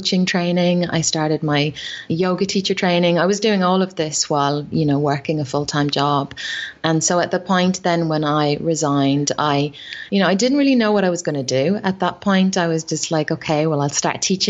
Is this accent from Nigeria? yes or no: no; Ireland; accent: Irish; moved away as an adult; now in Australia; growing up in Ireland